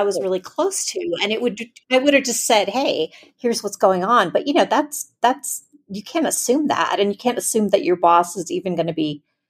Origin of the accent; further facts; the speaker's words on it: Florida, United States; I grew up in South Florida, I was going to college.